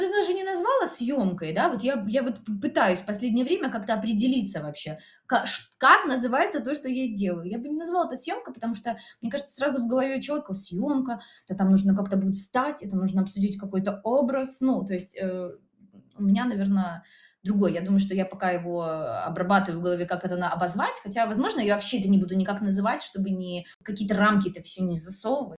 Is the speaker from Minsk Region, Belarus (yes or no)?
yes; Minsk Region, Belarus; now in Minsk, Belarus; я сама родом из Минской области